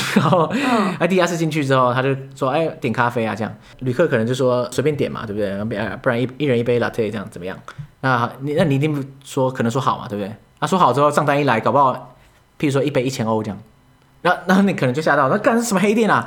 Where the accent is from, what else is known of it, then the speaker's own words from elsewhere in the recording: Yonghe, New Taipei, Taiwan; 我老家住在永和嘛